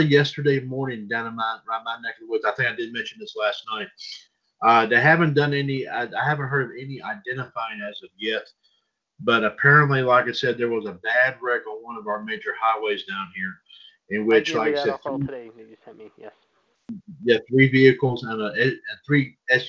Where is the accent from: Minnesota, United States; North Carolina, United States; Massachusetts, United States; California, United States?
North Carolina, United States; High Point; I was born in High Point